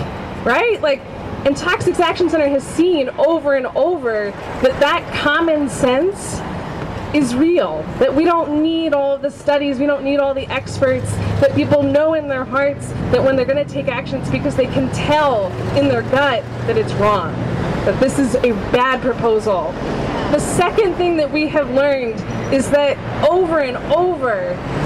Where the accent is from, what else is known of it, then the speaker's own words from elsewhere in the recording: Weymouth, Massachusetts, United States; I was born in the South Shore Hospital in Weymouth